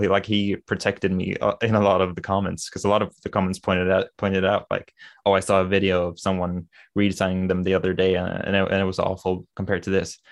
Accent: Sweden; accent: Swedish; English is a second language; I never liked my accent 'cause it's, uh, you know, the typical Swedish, I don't really have the typical Swedish accent, but I don't have a perfect American accent either

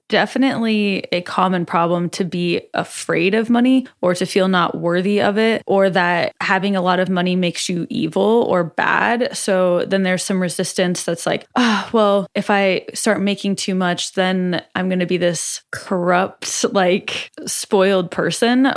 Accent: Omaha, Nebraska, United States; in Omaha, in my hometown

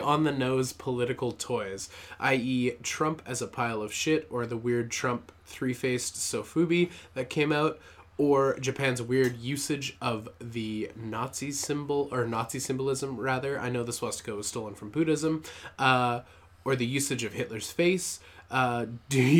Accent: Canada; I'm Canadian

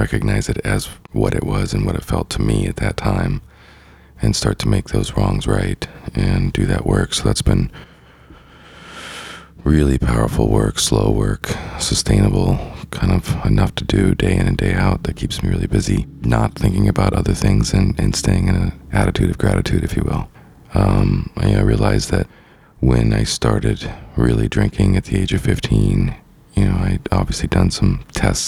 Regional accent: Idaho, United States; growing up in Idaho, you know, in the Northwest

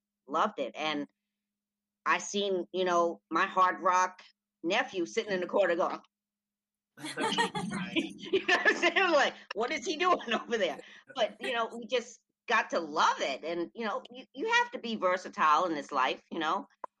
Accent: New York City, New York, United States; also born or lived in Shenandoah, Pennsylvania; now in Pennsylvania, United States; I'm originally from New York, Brooklyn, but I moved to PA about 32 years ago. And I lived in a little small town called Shenandoah, where my family was the only Black people there.

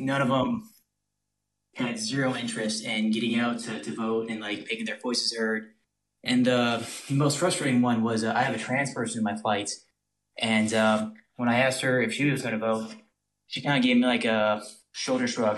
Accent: North Louisiana, United States; I am from Louisi-, North Louisiana

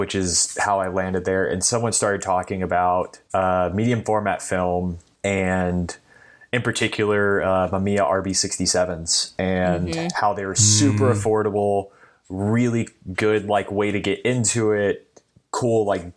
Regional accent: Dallas, Texas, United States; moved away as an adult; now in Orange County, United States; I'm originally from Dallas, Texas. I now live in Orange County

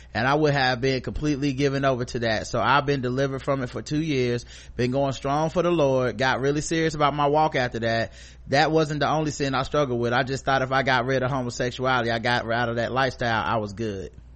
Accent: United States

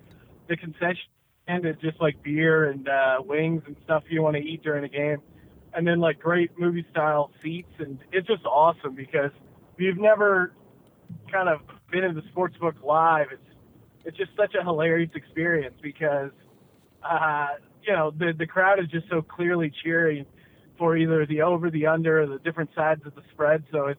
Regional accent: Bethlehem, Pennsylvania, United States; moved away as an adult; now in Los Angeles, United States; Yeah, I mean, I'm originally from Bethlehem, Pennsylvania. Moved around a little bit as a kid, but mostly out of Pennsylvania. My dad was in the military. And, lived there, Pennsylvania, until I was about 20, and then moved out to LA to do comedy and TV writing and stuff.

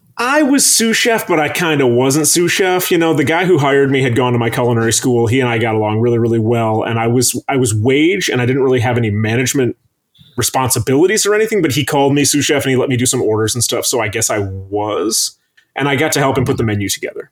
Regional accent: Traverse City, Michigan, United States; moved away as an adult; now in Chicago, United States; somebody who was raised up there

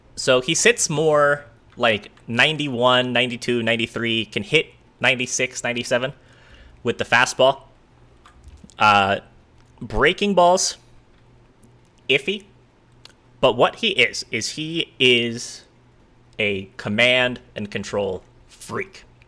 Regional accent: East Coast, United States; moved away; I grew up on the East Coast

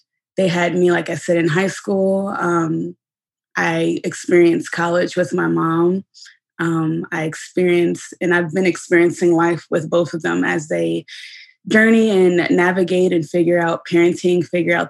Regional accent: Dayton, Ohio, United States; also born or lived in Columbus, Ohio / New York; I'm originally from Dayton, Ohio. I was born and raised here.

